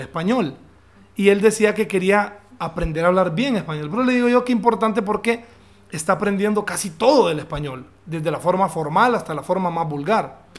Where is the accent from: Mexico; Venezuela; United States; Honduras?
Honduras; also born or lived in London; nosotros eh, casi no tenemos acento